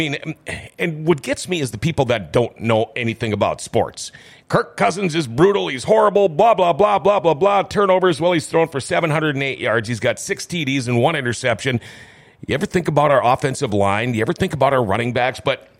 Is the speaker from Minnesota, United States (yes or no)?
yes; Minnesota, United States; born and raised in Minnesota, I have spent maybe a total of 5 years of my 58 years not being a Minnesota resident. Maybe 8 years.